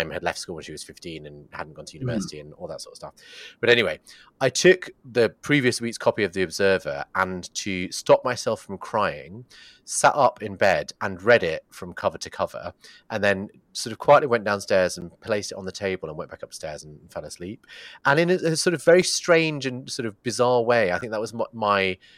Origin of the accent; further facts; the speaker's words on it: Bradford, Yorkshire and the Humber, United Kingdom; I grew up in Bradford